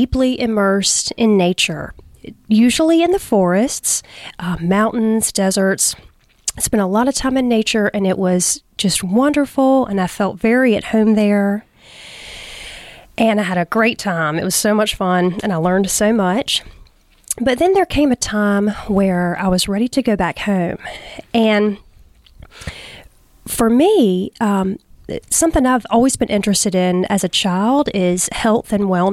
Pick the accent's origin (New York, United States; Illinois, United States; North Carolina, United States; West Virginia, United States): North Carolina, United States; Wilmington; now in Moore County, United States; I was born and raised in Wilmington, North Carolina, right down the road